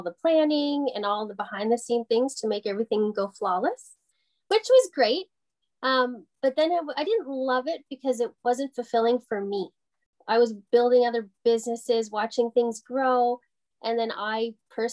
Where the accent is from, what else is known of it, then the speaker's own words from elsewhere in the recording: Porter's Lake, Nova Scotia, Canada; now in Lanark County, Canada; I'm actually from Porter's Lake, so it's just outside of Halifax, Nova Scotia, born and raised there.